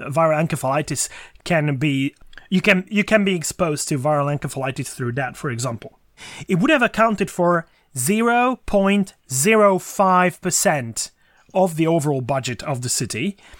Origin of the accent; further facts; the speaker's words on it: Székesfehérvár, Fejér, Hungary; my hometown, Székesfehérvár